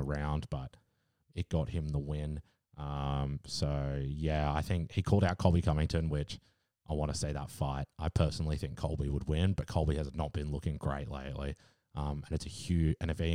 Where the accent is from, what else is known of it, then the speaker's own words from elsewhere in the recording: Australia; As an Aussie